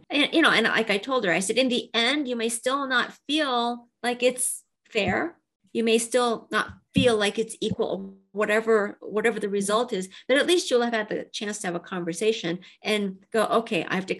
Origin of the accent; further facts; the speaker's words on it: Japan; born there; I'm half Japanese, and I was born in Japan. And when I was five, I was adopted to a family, had no children, but an American Caucasian father and a Japanese mother.